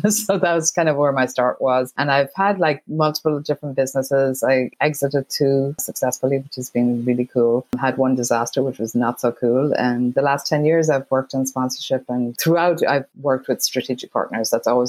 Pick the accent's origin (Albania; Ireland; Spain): Ireland; moved away as an adult; now in United States; So I grew up in Ireland, went to college in Ireland